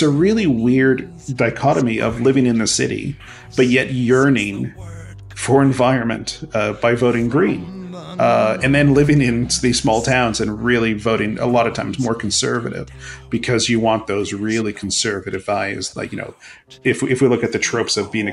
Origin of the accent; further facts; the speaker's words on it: Mississauga, Ontario, Canada; growing up in Streetsville is a very, very small town when I grew up. Streetsville is a town in a city called Mississauga